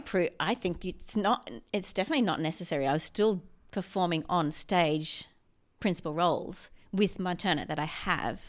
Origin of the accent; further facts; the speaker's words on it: Mackay, Queensland, Australia; I grew up in Mackay